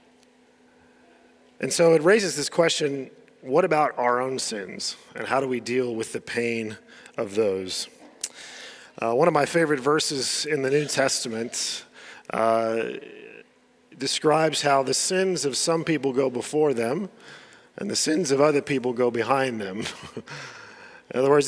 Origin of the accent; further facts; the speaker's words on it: United States; moved away; I was growing up in the States